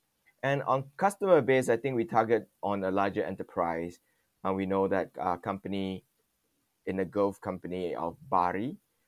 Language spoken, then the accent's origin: English; Malaysia; born there; also born or lived in Taiwan / Singapore; Even though I was born here in Malaysia, the shock is quite different when you are westernized in the culture and everything.